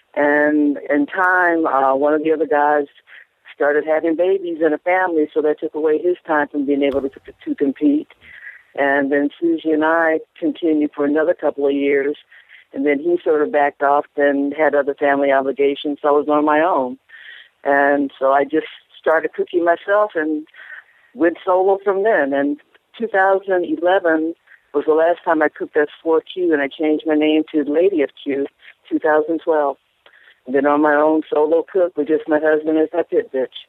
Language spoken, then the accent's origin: English; Los Angeles, California, United States; also born or lived in San Diego County, California; I'm born and bred in Los Angeles, California, and just recently moved uh, two years ago to uh, northern San Diego County.